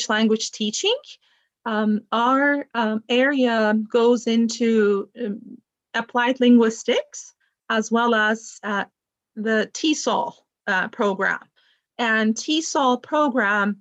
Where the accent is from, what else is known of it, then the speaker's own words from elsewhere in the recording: Turkey; moved away as an adult; now in United States; I am originally from Turkey, was born in the US to Turkish parents. And I finished my bachelor's degree in Turkey